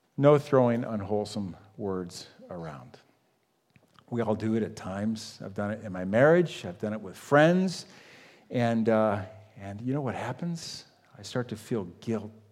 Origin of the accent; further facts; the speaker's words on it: United States; I grew up on Lake Erie